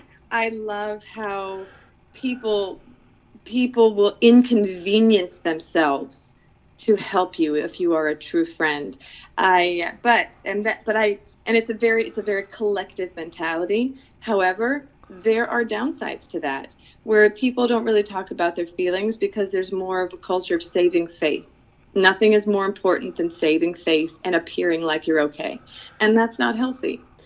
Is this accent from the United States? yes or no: no; Philippines; I am an American. I have an American passport. I grew up in the Philippines. I have a Filipina heart, and God knows I have a Filipina stomach.